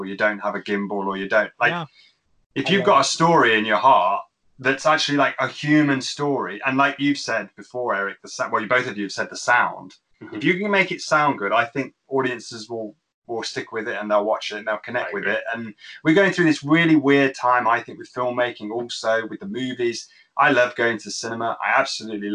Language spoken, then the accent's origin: English; Birmingham, West Midlands, United Kingdom; from Birmingham in England